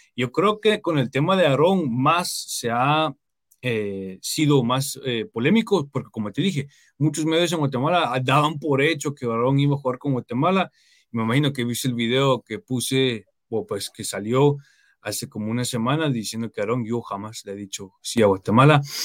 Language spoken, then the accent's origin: Spanish; United States; yo, nací acá en Estados Unidos, pero aparte de eso me considero como un guatemalteco más